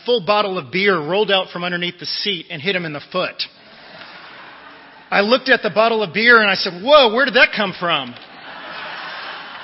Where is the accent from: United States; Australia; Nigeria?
United States; Northern Virginia; I grew up in Northern Virginia in the D.C. metropolitan area